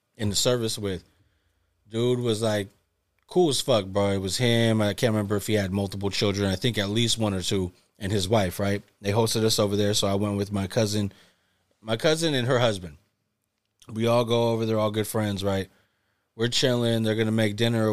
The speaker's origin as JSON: {"language": "English", "region": "California", "country": "United States"}